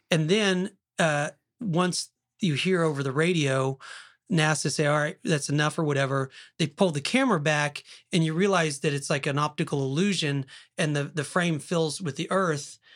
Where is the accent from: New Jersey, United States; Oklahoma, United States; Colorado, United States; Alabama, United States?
Oklahoma, United States; I'm from Oklahoma